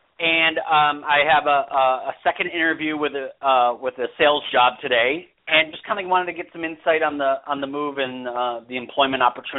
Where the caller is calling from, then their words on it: Arizona, United States; Well, I'm calling from Arizona.